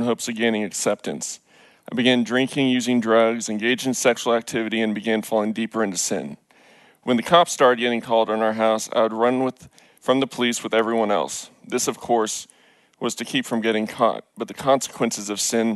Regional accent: Richardson, Texas, United States; I grew up in Richardson into what I'd call the quintessential Pleasantville environment.

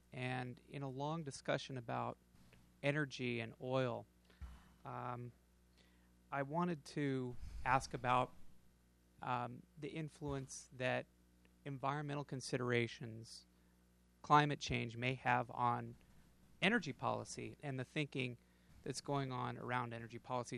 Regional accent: Wyoming, United States; I'm from Wyoming

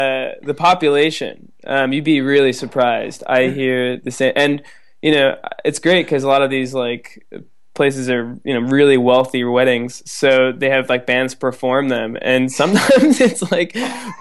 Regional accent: East Coast, United States; I'm from the East Coast

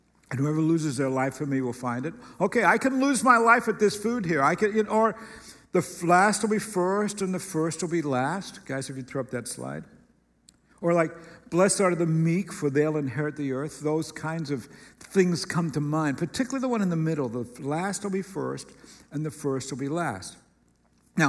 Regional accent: United States; particularly as an American

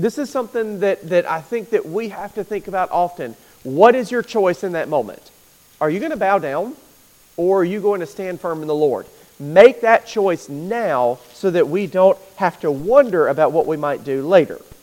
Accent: United States; American Christians

